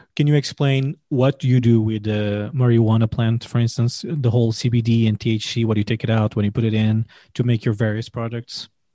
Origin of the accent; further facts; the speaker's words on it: Portugal; I come from Portugal